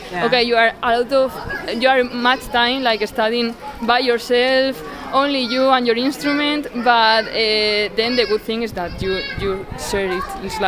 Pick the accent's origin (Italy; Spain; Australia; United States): Spain; Plasencia, Extremadura; English is a second language; moved away as an adult; also born or lived in Córdoba / Salamanca / Seville / San Sebastián; now in Germany; I have lived in, well, I am from Plasencia, but then I went to study to Córdoba, another city in the south of Spain. Then I went to Salamanca, then to Sevilla, wow. And then to San Sebastian.